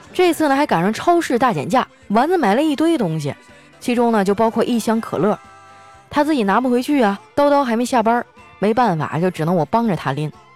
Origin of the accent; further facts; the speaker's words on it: Northeast China, China; 我们东北人